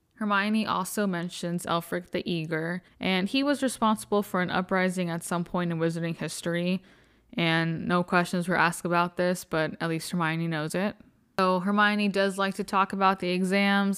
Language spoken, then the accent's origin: English; Arizona, United States; I'm from Arizona